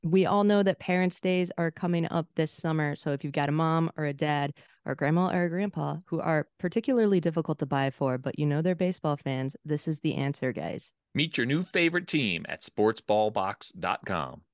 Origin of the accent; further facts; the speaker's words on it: South Florida, United States; now in St. Augustine, United States; I grew up in South Florida, like born and raised a Miami Dolphin fan